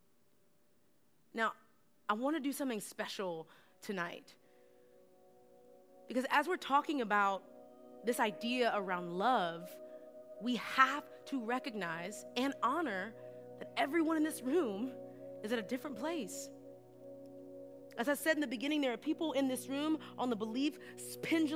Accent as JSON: {"language": "English", "region": "Texas", "country": "United States", "said": "I'm from Texas"}